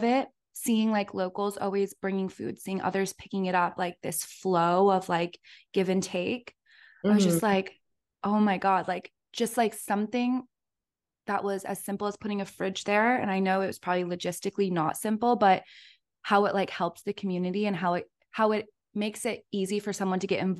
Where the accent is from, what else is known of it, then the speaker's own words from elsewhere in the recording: United States; now in New York, United States; growing up in the States, we're very sheltered from a lot of that stuff, especially growing up in small communities and having these safe havens. Moving to New York was so eye-opening to me